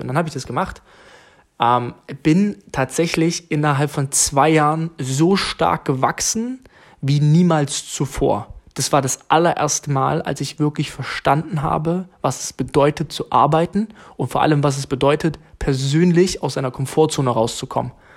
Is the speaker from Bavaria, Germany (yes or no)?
no; Jena, Thuringia, Germany; moved away as an adult; now in Bremen, Germany; aus Jena, okay? Meine Eltern leben in Thüringen